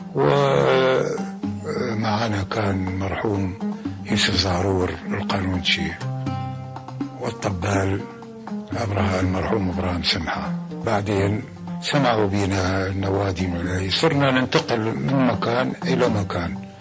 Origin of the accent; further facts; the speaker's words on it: Kuwait; moved away; also born or lived in Iraq; أنا ولدت بالكويت ونشأت في الكويت